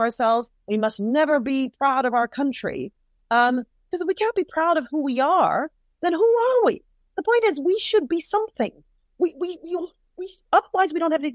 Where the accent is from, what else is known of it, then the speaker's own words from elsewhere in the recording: United Kingdom; So what if I'm of Caribbean descent? We're both British.